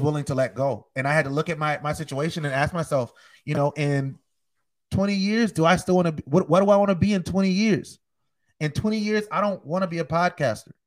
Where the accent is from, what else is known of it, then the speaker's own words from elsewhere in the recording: North Charleston, South Carolina, United States; I'm from North Charleston, South Carolina.